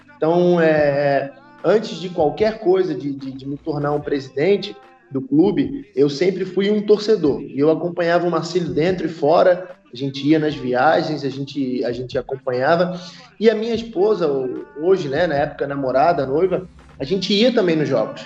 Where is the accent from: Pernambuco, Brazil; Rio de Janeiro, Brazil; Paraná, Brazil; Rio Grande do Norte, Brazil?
Rio de Janeiro, Brazil; also born or lived in Itajaí; eu sou do Rio, né? Sou, sou nascido criado no Rio